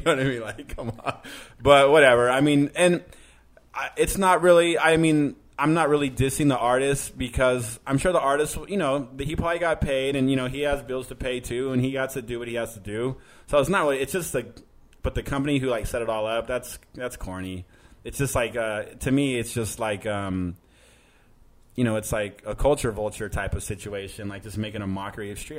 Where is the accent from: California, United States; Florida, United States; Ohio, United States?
California, United States; Manteca; moved away as an adult; also born or lived in San Jose, California / Los Angeles, California; now in New York, United States; I I grew up in Northern California, but I I think living in Los Angeles for so long